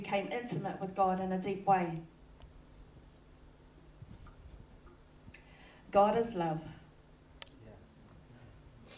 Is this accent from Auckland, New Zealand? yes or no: yes; Auckland, New Zealand; I was born in New Zealand and raised by both my mum and dad. We lived in Glen Innes and Panmure in most of my childhood years.